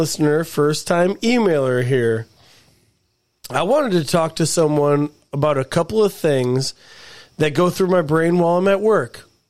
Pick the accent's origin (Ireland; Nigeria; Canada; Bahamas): Ireland; I am Irish. Yeah.